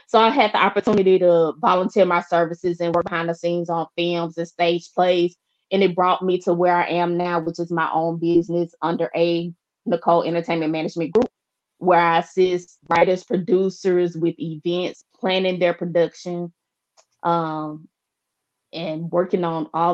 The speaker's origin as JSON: {"language": "English", "town": "Shreveport", "region": "Louisiana", "country": "United States", "tie": "born or raised there", "moved": "yes", "said": "the hometown, Shreveport"}